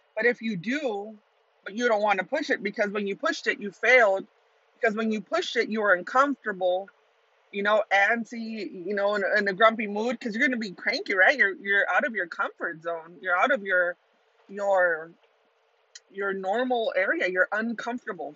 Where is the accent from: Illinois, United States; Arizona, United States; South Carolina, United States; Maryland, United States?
Arizona, United States; Tucson; Tucson, Arizona is my hometown